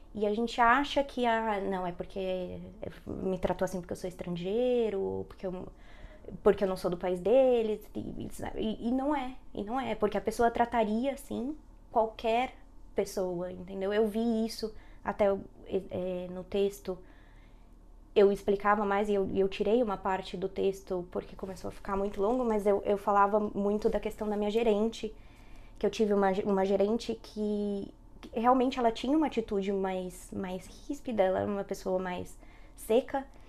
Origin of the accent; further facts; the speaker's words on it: São Paulo, Brazil; moved away as an adult; now in Dublin, Ireland; eu sou de São Paulo, né? São Paulo capital mesmo, zona norte